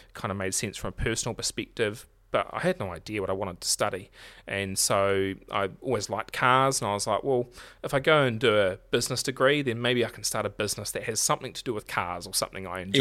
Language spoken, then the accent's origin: English; Marlborough, New Zealand; now in Nelson, New Zealand; I'm originally from Marlborough